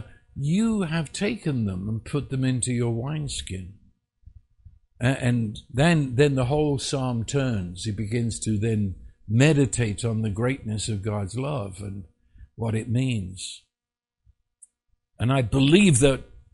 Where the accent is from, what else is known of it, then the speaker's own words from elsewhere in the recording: England, United Kingdom; I was raised in England